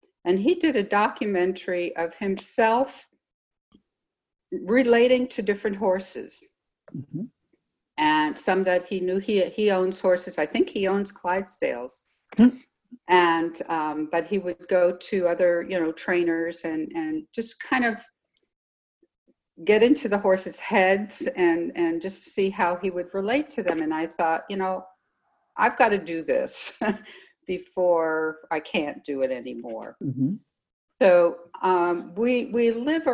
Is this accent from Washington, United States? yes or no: no; Los Angeles, California, United States; also born or lived in New York City, United States; we moved out to LA when I was 7. And we've lived in the middle of the city the whole time